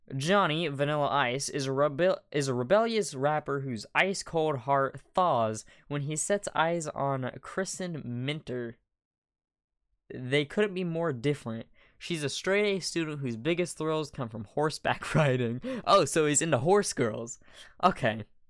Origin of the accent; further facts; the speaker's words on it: United States; I'm American